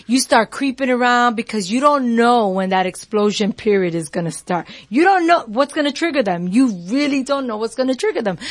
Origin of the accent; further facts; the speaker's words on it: New York, United States; I'm from New York